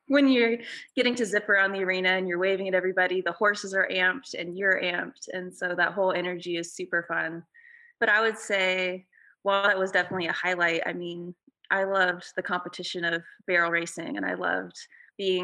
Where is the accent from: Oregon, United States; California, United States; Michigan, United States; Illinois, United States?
Oregon, United States; La Pine; I grew up in Lapine, Oregon, which is a really small